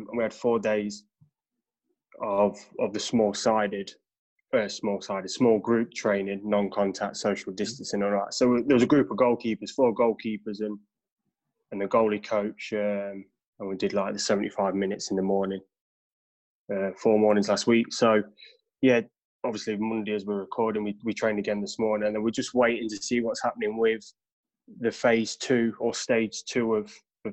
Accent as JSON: {"language": "English", "town": "Derby", "region": "East Midlands", "country": "United Kingdom", "tie": "born or raised there", "said": "Grew up right in the heart of Little Over"}